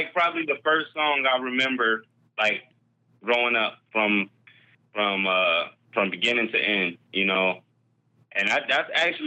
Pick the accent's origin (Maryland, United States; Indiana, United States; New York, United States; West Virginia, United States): New York, United States; Rochester; I was raised in Rochester, New York